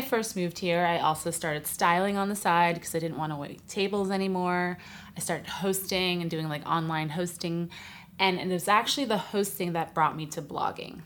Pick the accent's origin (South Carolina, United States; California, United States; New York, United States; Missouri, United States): New York, United States; New York City; moved away as an adult; now in Los Angeles, United States; I'm from New York City originally, but I've lived in LA a while now, about 12 years